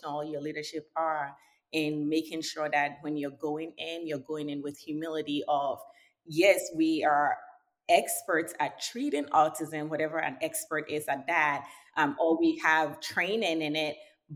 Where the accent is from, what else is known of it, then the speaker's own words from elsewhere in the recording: Accra, Greater Accra, Ghana; moved away; I was born and raised in Ghana, West Africa. I'm proudly Ghanaian.